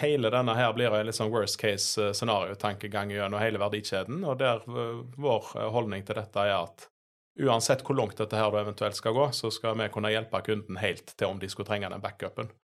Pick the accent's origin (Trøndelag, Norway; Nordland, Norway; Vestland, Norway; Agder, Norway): Vestland, Norway; Sveio; moved away as an adult; also born or lived in Bergen / Oslo; jeg er jo fra, fra Høgalandet. Eh, oppvokst i, i Sveio